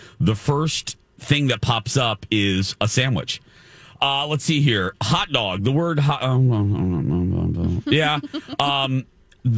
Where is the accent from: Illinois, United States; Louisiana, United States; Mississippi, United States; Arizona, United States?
Illinois, United States; Chicago; I'm from Chicago